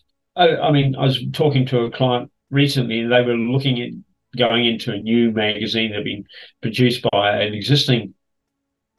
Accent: New Zealand; moved away as an adult; also born or lived in Queensland, Australia; now in Sydney, Australia; I come from Kiwi land and proud of it.

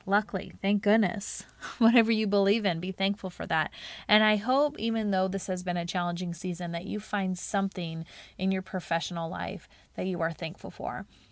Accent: Charlotte, North Carolina, United States; it was called Teach Charlotte, 'cause it was here in my hometown

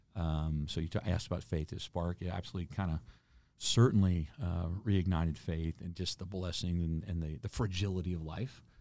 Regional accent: Houston, Texas, United States; moved away as an adult; I grew up in Houston, Texas, not in a military family.

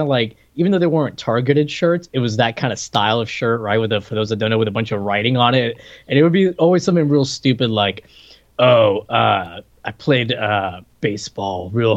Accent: Puerto Rico; moved away; I came here from Puerto Rico, and those weren't like a thing in Puerto Rico, even though I went to like that American school, they taught everything in English

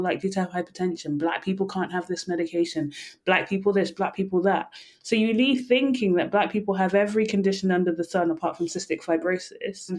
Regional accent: England, United Kingdom; I'm from England

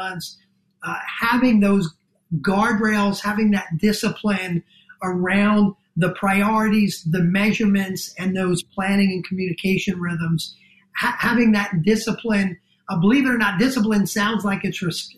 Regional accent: New Jersey, United States; accent: New Jersey; my New Jersey accent

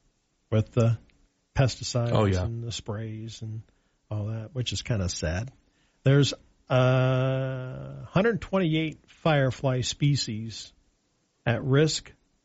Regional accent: Montana, United States; growing up in Montana on the farm there.

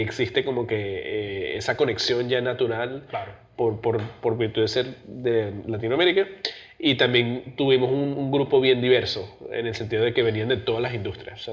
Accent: New Jersey, United States; also born or lived in Venezuela / New York; me crié en New Jersey

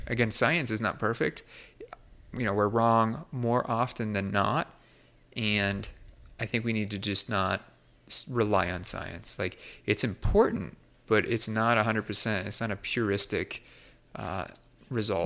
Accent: United States; as American

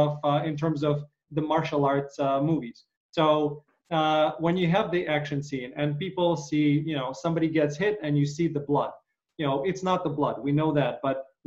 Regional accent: Ukraine; growing up in Ukraine

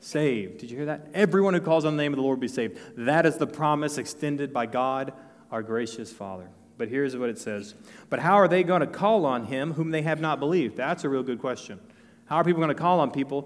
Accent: northeast of Dallas, Texas, United States; now in New Braunfels, United States; I'm from Texas. I'm from northeast of Dallas.

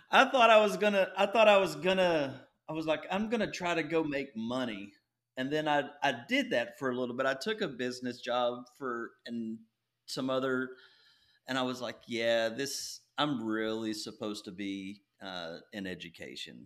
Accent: Nacogdoches, Texas, United States; also born or lived in Longview, Texas; I was raised in East Texas, and you can probably hear that in my voice.

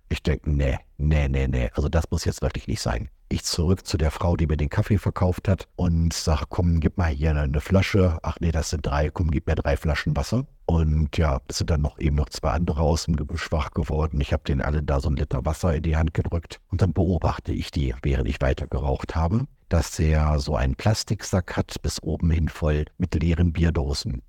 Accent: Germany; als Deutscher

